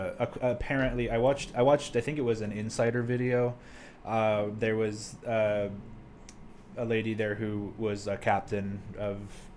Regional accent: Florida, United States; No, I'm from Florida.

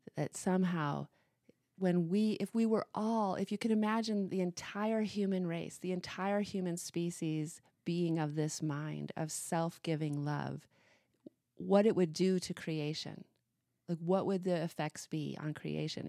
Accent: Missoula, Montana, United States; growing up in Missoula, Montana

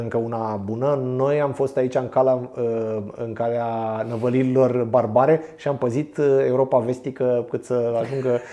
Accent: Pitești, Argeș, Romania; Eu sunt din Pitești

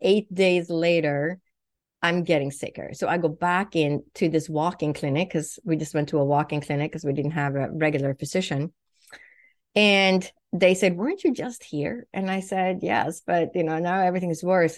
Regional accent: Sweden; English is a second language; also born or lived in Huntington Beach, California / Boston; now in United States; I was born and raised in Europe, in Sweden

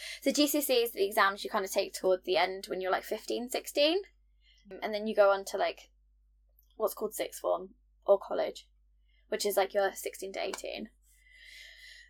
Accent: United Kingdom; I'm the only Brit

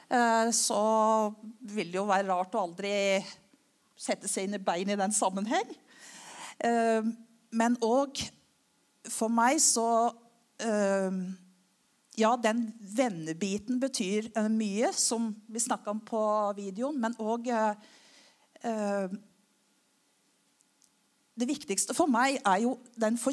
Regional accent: Klepp, Rogaland, Norway; Ehm, selv om eh, dialekta mi ikke tyder på det, så har jeg gått både på Kleppe skole og Kleppe ungdomsskole osv.

